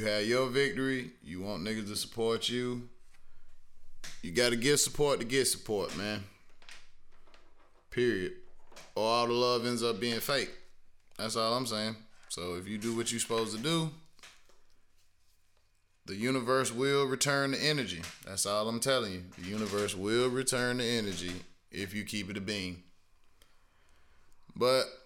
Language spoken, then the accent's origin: English; Greenville, South Carolina, United States; I'm from South Carolina, I'm from Greenville